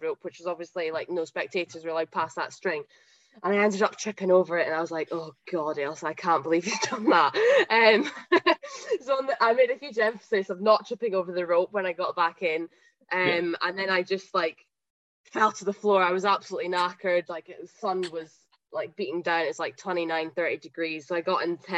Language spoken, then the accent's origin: English; Huntly, Scotland, United Kingdom; I'm from Huntley, so I grew up and I played at Huntley Cricket Club